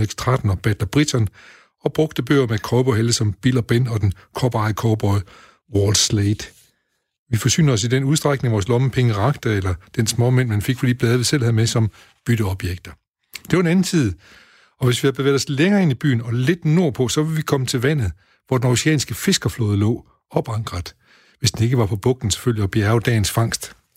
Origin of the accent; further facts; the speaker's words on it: Højbjerg near Aarhus, Central Denmark Region, Denmark; Jeg kommer fra Behøj uden for Aarhus